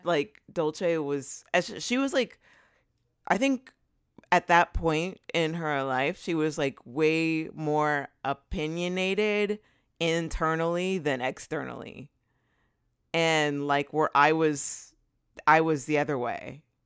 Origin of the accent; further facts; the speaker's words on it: Southern California, United States; also born or lived in Los Angeles; I live in L A, and I've, I'm from Southern California originally